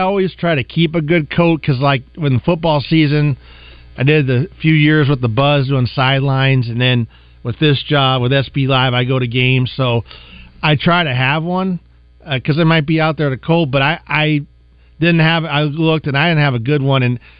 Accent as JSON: {"language": "English", "region": "Midwest", "country": "United States", "moved": "yes", "said": "I'm from the Midwest."}